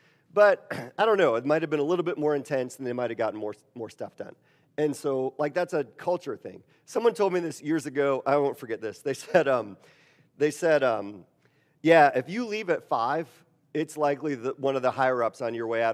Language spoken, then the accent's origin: English; Wisconsin, United States; moved away; I'm from Wisconsin, which is in the Midwest